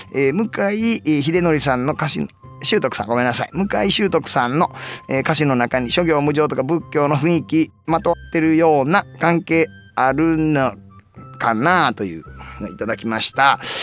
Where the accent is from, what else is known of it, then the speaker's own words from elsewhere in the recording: Nara, Japan; あのうちの地元奈良県なんですけど